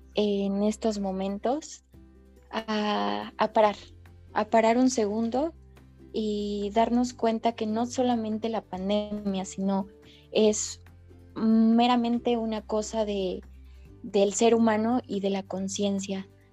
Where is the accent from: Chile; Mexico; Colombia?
Mexico; nosotros como jóvenes mexicanos